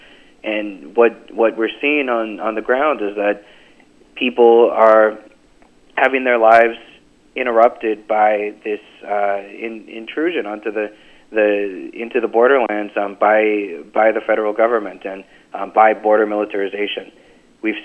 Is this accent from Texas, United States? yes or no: yes; McAllen, Texas, United States; I grew up in the Rio Grande Valley. I was born and raised in McAllen